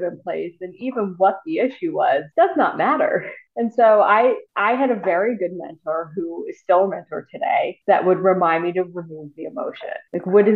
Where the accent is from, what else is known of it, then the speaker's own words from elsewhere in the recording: the South, United States; growing up in the South